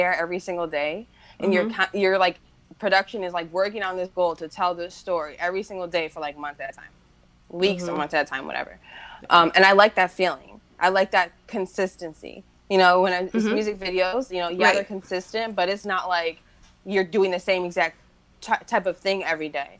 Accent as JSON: {"language": "English", "town": "Cleveland", "region": "Ohio", "country": "United States", "tie": "born or raised there", "said": "my hometown, Cleveland"}